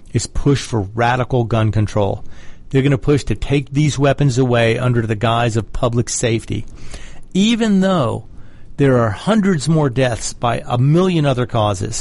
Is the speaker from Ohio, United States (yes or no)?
no; Georgia, United States; my home state of Georgia